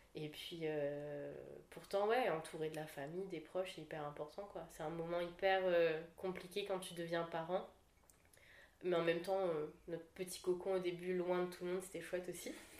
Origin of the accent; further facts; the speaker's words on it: La Saline, Réunion; moved away as an adult; je suis originaire, moi, de, bah, de la Saline